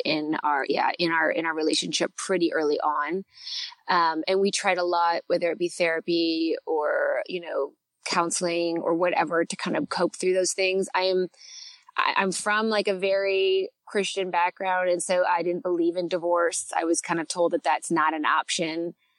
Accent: Canada; accent: Canadian; my Canadian accent

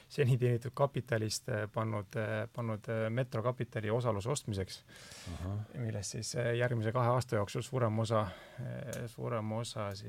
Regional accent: Türi, Järva County, Estonia; ma olen Kesk-Eestist Türilt.

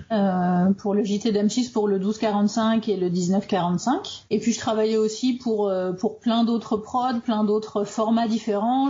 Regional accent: Ardennes, Grand Est, France; moved away as an adult; also born or lived in Paris, France; now in Norway; Je suis originaire des Ardennes et j'ai vécu 10 euh, ans à Paris

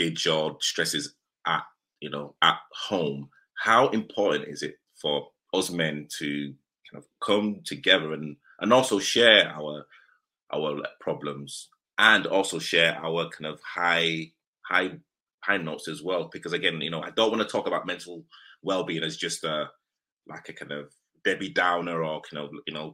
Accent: Leeds, Yorkshire and the Humber, United Kingdom; now in London, United Kingdom; I'm like originally from like Leeds

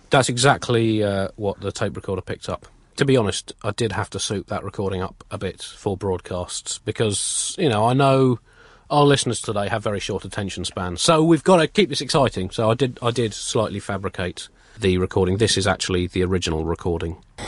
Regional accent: United Kingdom; we're British.

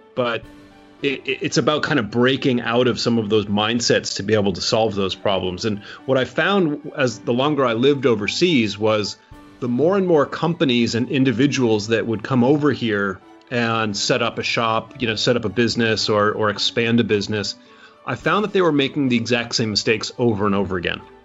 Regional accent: United States; I'm American. I was born in America.

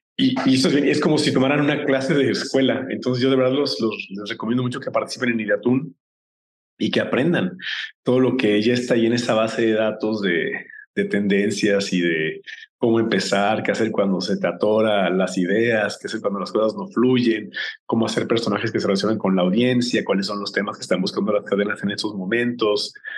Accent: Mexico; como, como mexicanos

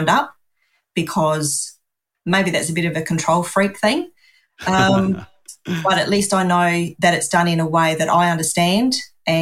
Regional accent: Adelaide, South Australia, Australia; always lived in Adelaide, South Australia. Haven't really wanted to shift.

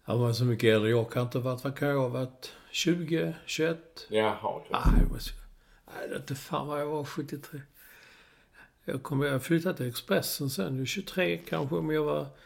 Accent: Malmö, Skåne, Sweden; jag växte upp i Malmö.

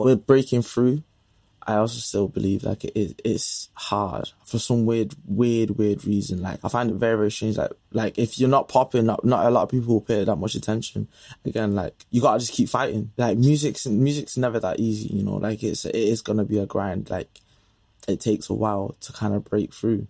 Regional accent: Manchester, North West England, United Kingdom; accent: Manc; my Manny accent

